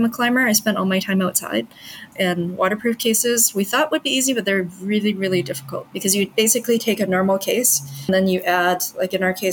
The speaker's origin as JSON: {"language": "English", "town": "Vancouver", "region": "British Columbia", "country": "Canada", "tie": "born or raised there", "also_born_or_lived": "Montreal", "moved": "as an adult", "lives_now": "Hong Kong", "said": "I grew up in Canada, but I was born in Hong Kong. I pretty much am very Canadian, though. So we moved when I was really young. And I studied there. I did my undergrad in biochemistry in Vancouver, my hometown."}